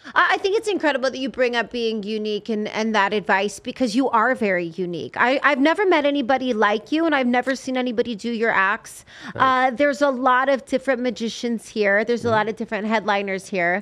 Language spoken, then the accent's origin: English; Las Vegas, Nevada, United States; also born or lived in Los Angeles; I'm from Vegas.